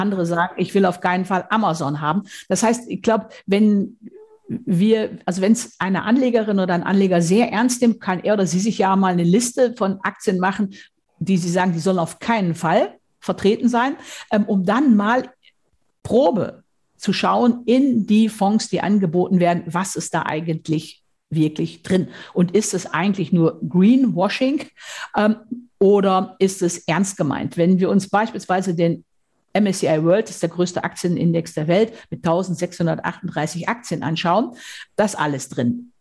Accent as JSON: {"language": "German", "area": "Münsterland", "region": "North Rhine-Westphalia", "country": "Germany", "said": "Ich komme aus dem Münsterland, aus Westfalen."}